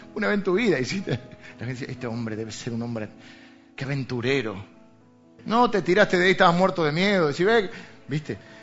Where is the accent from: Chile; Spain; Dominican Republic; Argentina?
Argentina; venimos de Argentina